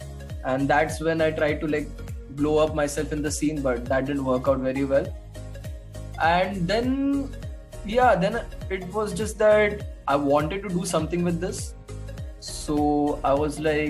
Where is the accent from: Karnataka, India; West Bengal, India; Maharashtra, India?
Maharashtra, India; Mumbai; moved away as an adult; now in Dehradun, India; I was raised in Mumbai. Now I stay in Dehradun.